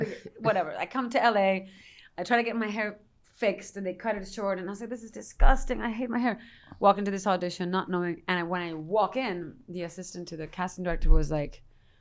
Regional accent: Madrid, Community of Madrid, Spain; moved away; also born or lived in New York; I come from Madrid, Spain

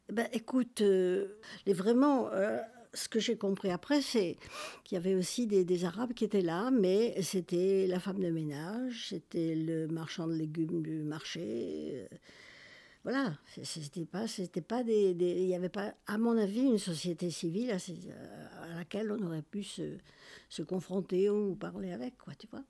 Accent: Algiers, Algiers Province, Algeria; born or raised there; moved away as an adult; now in Montpellier, France

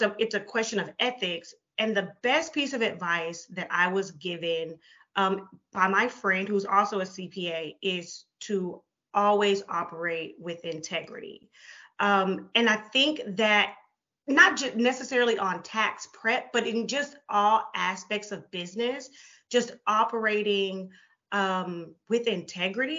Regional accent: Houston, Texas, United States; moved away as an adult; now in Mansfield, United States; I am originally from Houston, Texas. Last year, my family and I moved to Mansfield

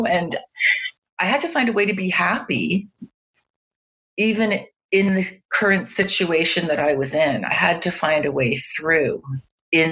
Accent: Toronto, Ontario, Canada; also born or lived in Montreal; I'm from Toronto in Canada

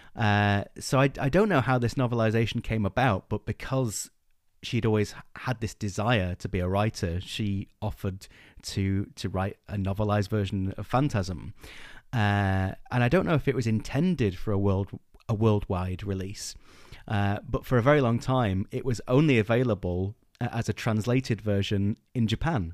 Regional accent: England, United Kingdom; we're English

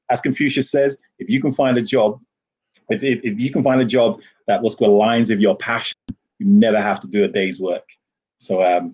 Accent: Jamaica; now in United Kingdom

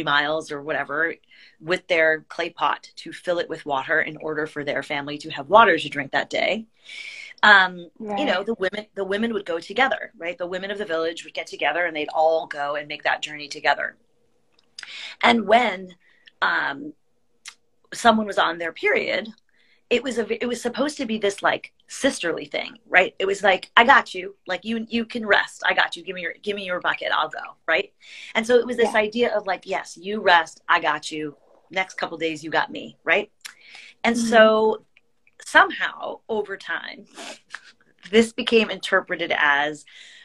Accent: United States; I grew up with here in America

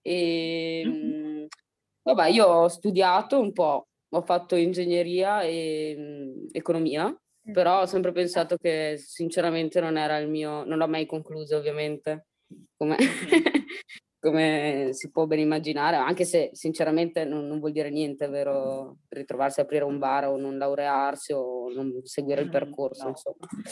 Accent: Italy; io ho sempre vissuto qua, sono nata a San Zeno

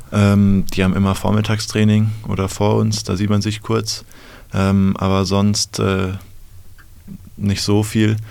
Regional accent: Bad Homburg, Hesse, Germany; ich komme aus der Nähe von Frankfurt, aus Bad Homburg

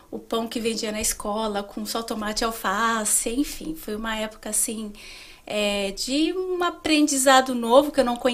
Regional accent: São Paulo, Brazil; Eu sou de São Paulo.

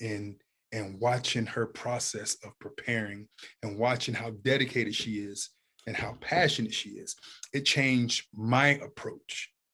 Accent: Youngstown, Ohio, United States; I'm from Youngstown, Ohio.

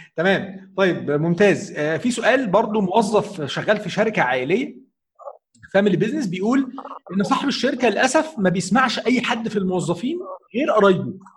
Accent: Egypt; عندنا في مصر

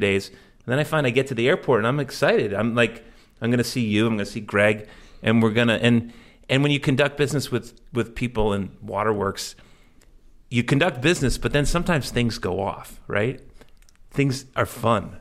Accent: Cape Cod, Massachusetts, United States; I grew up in the Cape, going offshore

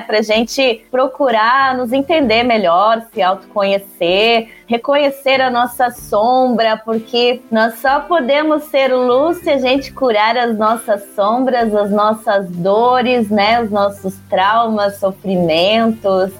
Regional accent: Curitiba, Paraná, Brazil; Eu sou de Curitiba, cantora curitibana

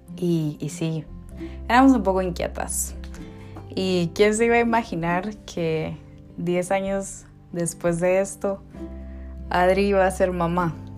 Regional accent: Guatemala City, Guatemala Department, Guatemala; vivíamos muy cerca, eh, en la misma colonia, en zona 2, en Ciudad de Guatemala

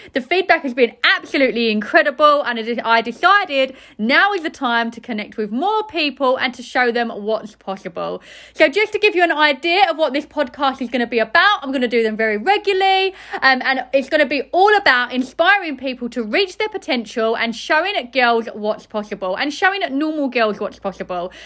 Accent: Essex, East of England, United Kingdom; I'm from Essex

